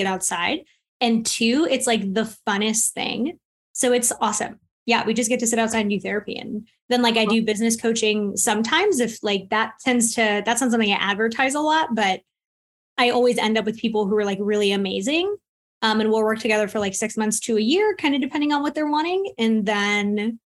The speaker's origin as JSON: {"language": "English", "region": "Florida", "country": "United States", "moved": "as an adult", "lives_now": "North Carolina, United States", "said": "I am originally from Florida, and I moved to North Carolina 9 years ago in February"}